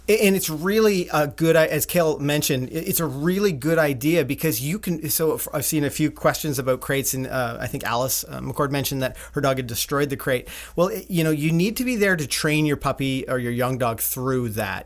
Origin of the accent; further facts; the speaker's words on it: Canada; we're Canadian